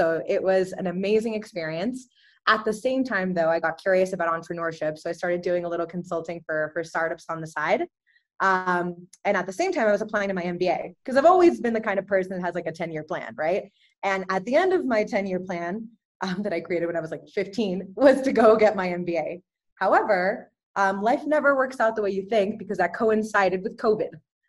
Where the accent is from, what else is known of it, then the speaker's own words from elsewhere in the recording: Dallas, Texas, United States; also born or lived in Guadalajara, Mexico; I'm originally from Guadalajara, Mexico, but I did move to the United States when I was 3 years old. So Tex-Mex, right? And proudly Tex-Mex. I consider myself both Mexican and American. So I grew up in Dallas.